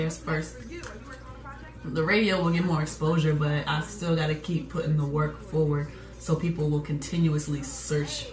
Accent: Atlanta, Georgia, United States; I'm from Atlanta

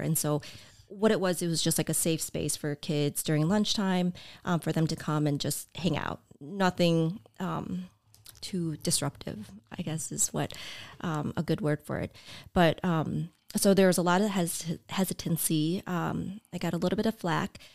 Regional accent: north suburbs of Chicago, Illinois, United States; moved away as an adult; also born or lived in Champaign, Illinois; now in Oshkosh, United States; grew up, um, in the north suburbs of Chicago

